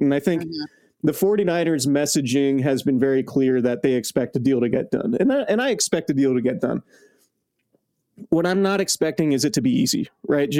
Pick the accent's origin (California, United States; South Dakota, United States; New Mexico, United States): California, United States; Bay Area; I'm from the Bay Area, so you know the Bay Area is home to me